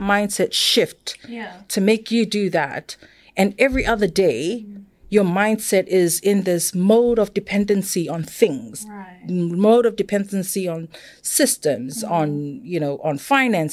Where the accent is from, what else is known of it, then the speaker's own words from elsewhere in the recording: Samoa; first language Samoan; English is a second language; moved away; I was born and raised in Samoa.